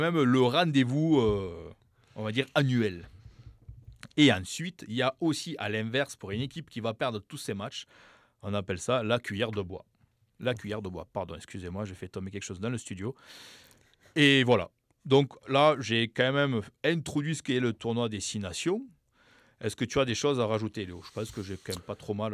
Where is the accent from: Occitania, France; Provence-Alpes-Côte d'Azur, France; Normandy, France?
Occitania, France; Toulouse; accent: accent du sud-ouest; je viens de Toulouse